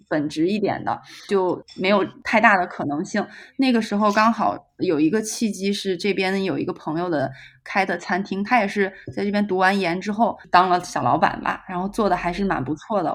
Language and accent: Chinese; Xi'an, Shaanxi, China; moved away as an adult; now in Bordeaux, France; 我也是西安人